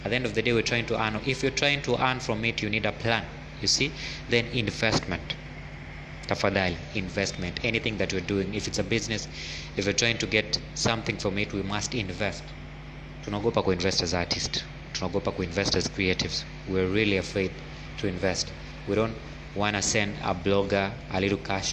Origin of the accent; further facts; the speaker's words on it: Kenya; as Kenyan creatives